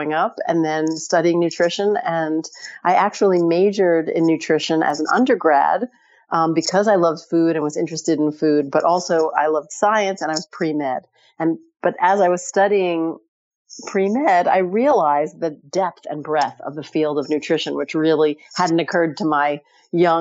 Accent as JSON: {"language": "English", "town": "New York City", "region": "New York", "country": "United States", "tie": "born or raised there", "said": "I grew up in New York City"}